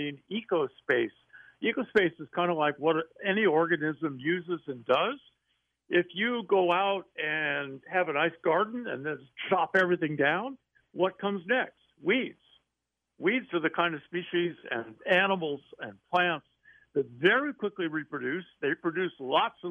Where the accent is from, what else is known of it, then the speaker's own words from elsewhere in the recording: San Juan Islands, Washington, United States; I grew up in the American San Juan Islands, northwest Washington State